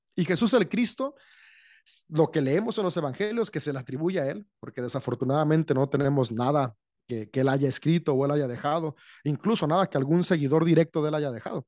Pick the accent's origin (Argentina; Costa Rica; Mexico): Mexico; San Francisco del Rincón, Guanajuato; de México, soy en León, Guanajuato, México. Bueno, estrictamente San Francisco la ciudad